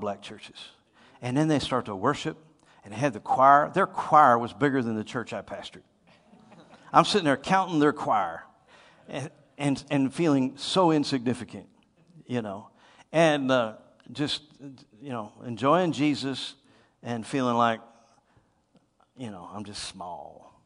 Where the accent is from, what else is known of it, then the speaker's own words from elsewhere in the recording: Titusville, Pennsylvania, United States; Titusville, Pennsylvania